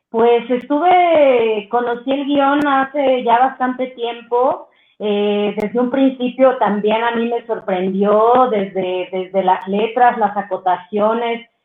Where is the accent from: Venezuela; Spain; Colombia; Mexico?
Mexico; Miahuatlán, Oaxaca; moved away as an adult; now in Mexico City, Mexico; somos de Miahuatlán, Oaxaca, eh, mi mamá es una activista nata del mercado, que lucha por derechos de las mujeres en el mercado de mi pueblo, que tiene una comunidad como muy, muy bella, que a mí me, pues me criaron todas esas mujeres